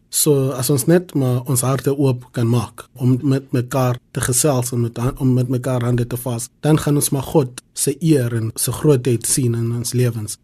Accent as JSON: {"language": "Afrikaans", "town": "Soweto", "region": "Gauteng", "country": "South Africa", "tie": "born or raised there", "said": "ek het in Soweto uh, groot geword. Ek was in 1987 gebore in in Baragwana Hospitaal"}